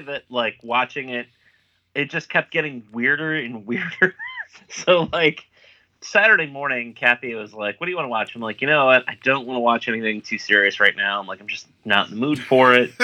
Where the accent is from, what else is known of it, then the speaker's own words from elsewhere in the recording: United States; I'm an American